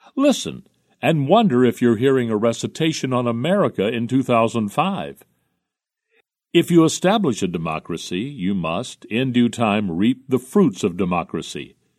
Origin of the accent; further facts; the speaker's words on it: Jersey City, New Jersey, United States; in nineteen thirty when I was growing up in Jersey City